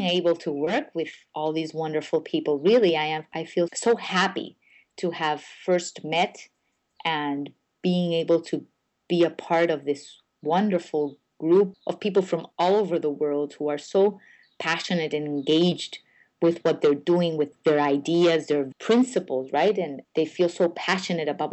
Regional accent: San Juan, Puerto Rico; moved away; I'm from Old San Juan, from the colonial part of the city. And I was raised there, and I can't wait to go back

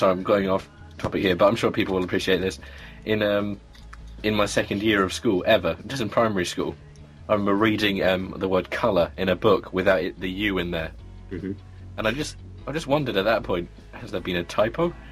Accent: Scotland, United Kingdom; I'm, yeah, I'm, I'm Scottish, James.

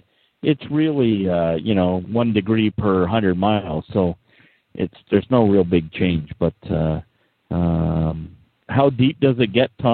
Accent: Canada; now in Toronto, Canada; But, we're Canadian.

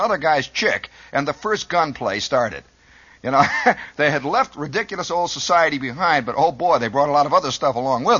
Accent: Midwest, United States; I come from the Midwest

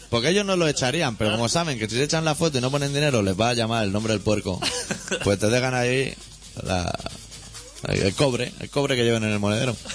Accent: Catalonia, Spain; accent: Catalan; Nuestro marcado acento catalán ya delata nuestra procedencia.

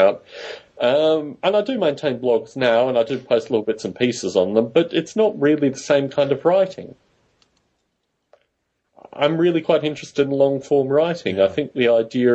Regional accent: Bay Area, California, United States; moved away; also born or lived in United Kingdom; I come from the Bay Area

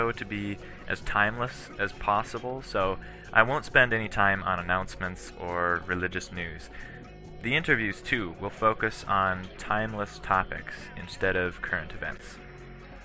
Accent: Cambridge, Minnesota, United States; I grew up in Cambridge, Minnesota, a town of 5,000 people

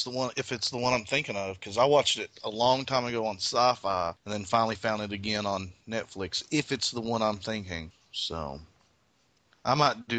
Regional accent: Kentucky, United States; And just because I'm from Kentucky, you gotta have that rooster jiggly shit that a rooster has on its throat

